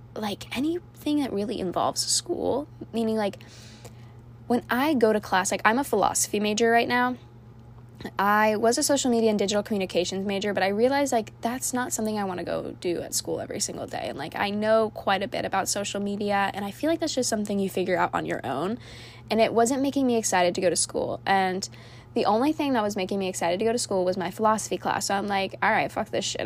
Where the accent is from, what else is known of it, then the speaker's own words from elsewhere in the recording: Orlando, Florida, United States; moved away as an adult; also born or lived in Cocoa Beach, Florida; now in High Point, United States; I am originally from Fl- Orlando, Florida